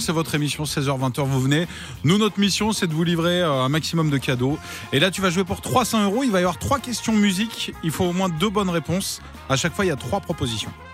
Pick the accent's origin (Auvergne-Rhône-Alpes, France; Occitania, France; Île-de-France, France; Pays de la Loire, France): Pays de la Loire, France; Cholet; je suis de Cholet